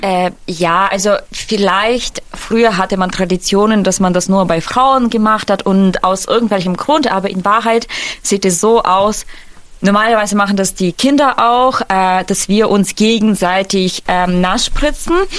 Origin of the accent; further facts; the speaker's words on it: near Lviv, Western Ukraine, Ukraine; German is a second language; now in Germany; ich komme aus der Westukraine